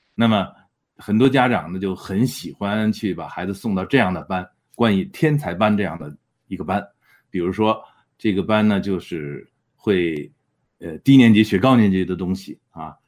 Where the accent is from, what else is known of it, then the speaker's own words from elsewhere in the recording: China; now in Edmonton, Canada; 我们中国人